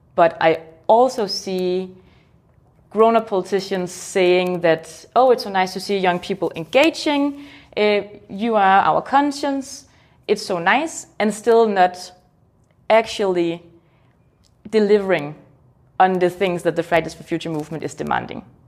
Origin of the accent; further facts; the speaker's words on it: Denmark; I'm from Denmark